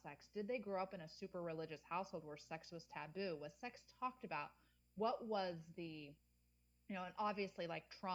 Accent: Midwest, United States; moved away; I grew up in the Midwest

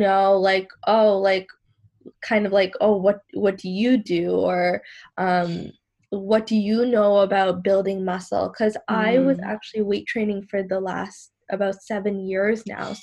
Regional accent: Sri Lanka; I'm from Sri Lanka, but I am Muslim and I do wear the hijab

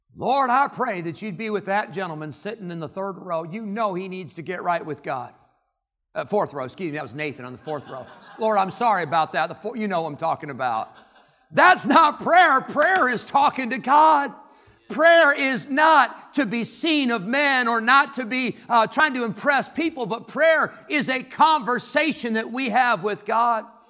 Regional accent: Rockford, Illinois, United States; moved away; I lived in Rockford, Illinois

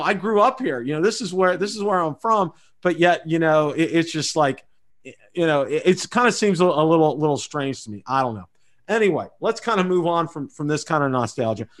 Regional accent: Munhall, Pennsylvania, United States; moved away; also born or lived in Beaver Falls, Pennsylvania; where I grew up over in Munhall Homestead and West Homestead

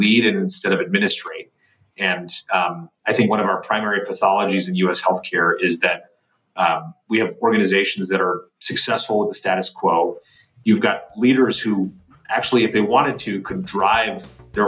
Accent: Northern New Jersey, United States; I grew up in Northern New Jersey

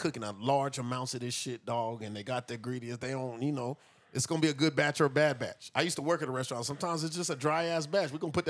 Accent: the South, United States; I'm also from the South, which means we got this great barbecue culture.

